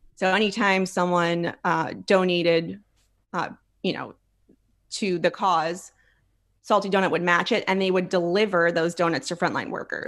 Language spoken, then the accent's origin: English; Philadelphia, Pennsylvania, United States; now in Texas, United States; I'm from Philly